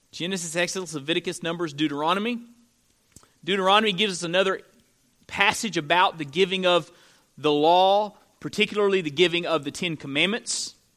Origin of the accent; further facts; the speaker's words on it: Florida, United States; moved away; I'm from Florida